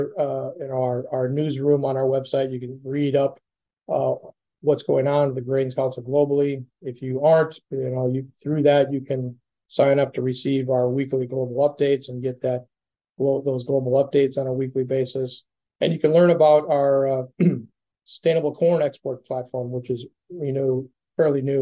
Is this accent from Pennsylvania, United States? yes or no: no; Minnesota, United States; moved away; I'm originally from Minnesota